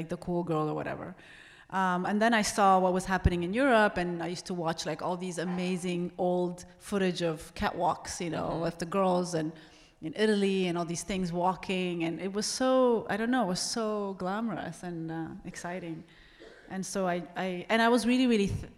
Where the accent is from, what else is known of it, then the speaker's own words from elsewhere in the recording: Ethiopia; moved away; growing up in Ethiopia